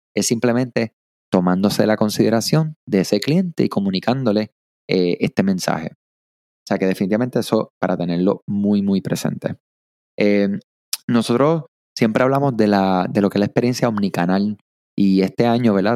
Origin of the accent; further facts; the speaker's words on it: Puerto Rico; soy de acá de Puerto Rico